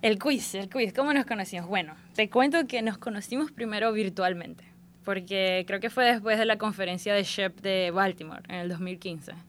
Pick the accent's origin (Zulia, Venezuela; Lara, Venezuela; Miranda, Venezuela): Zulia, Venezuela; Maracaibo; accent: maracucha; moved away as an adult; also born or lived in Tampa, Florida; now in United States; Nací en Maracaibo este, y crecí en Maracaibo, sí. Hasta viví en Maracaibo hasta la edad recién cumplidos los 21 años.